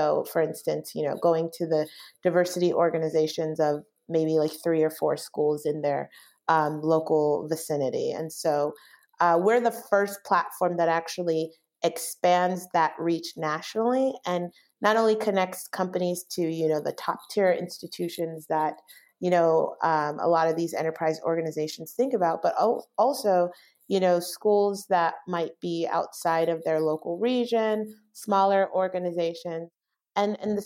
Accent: Bay Area, California, United States; moved away as an adult; also born or lived in Los Angeles, California; now in Chicago, United States; I'm originally from the Bay Area

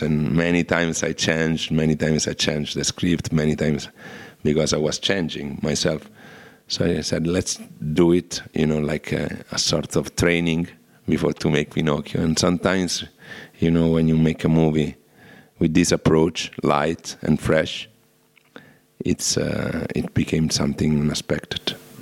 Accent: Rome, Lazio, Italy; I'm from Rome

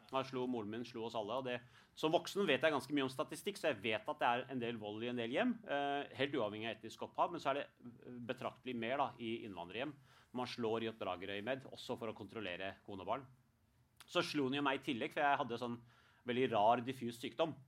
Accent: Norway; selv om jeg er født i Norge, jeg blir kalt norsk pakistaner

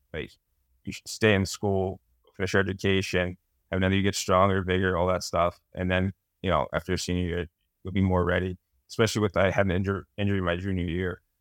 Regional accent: Massachusetts, United States; born or raised there

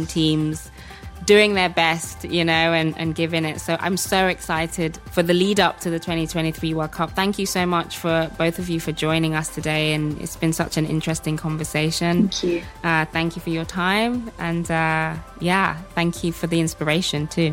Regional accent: Birmingham, West Midlands, United Kingdom; I'm from Birmingham

